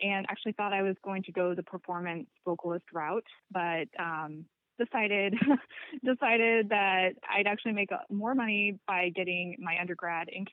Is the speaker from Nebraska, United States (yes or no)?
yes; Omaha, Nebraska, United States; I'm from Omaha, Nebraska.